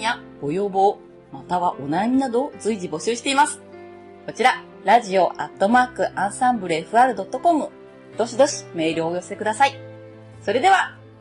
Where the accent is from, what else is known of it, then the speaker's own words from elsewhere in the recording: Tottori, Japan; 私、鳥取県ですので、ちょっと西の人間同士ということで